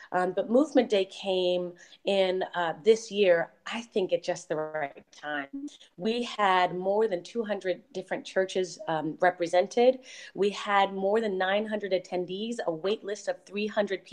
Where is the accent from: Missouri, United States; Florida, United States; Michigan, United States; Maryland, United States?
Maryland, United States; Baltimore; now in Charlotte, United States; I'm from Baltimore